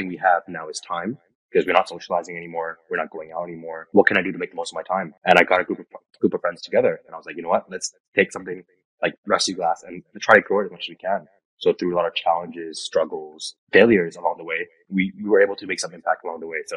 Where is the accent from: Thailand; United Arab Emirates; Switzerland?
Thailand; Bangkok; moved away as an adult; now in London, United Kingdom; I was born and raised in Bangkok, Thailand. That's where home is for me.